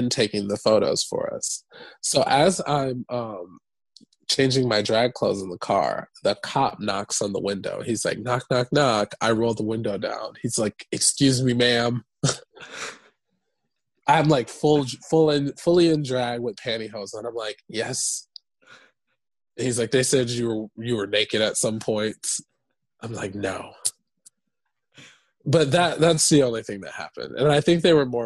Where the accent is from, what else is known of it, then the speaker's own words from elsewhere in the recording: Michigan, United States; moved away as an adult; also born or lived in Atlanta, Georgia; now in New York, United States; Growing up in Michigan, I felt like I couldn't, like, be myself